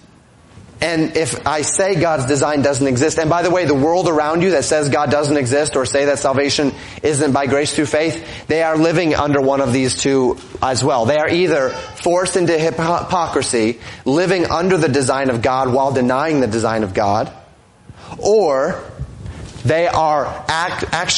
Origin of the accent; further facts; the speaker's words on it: Colorado, United States; moved away as an adult; also born or lived in Florida; now in Minnesota, United States; I grew up in Colorado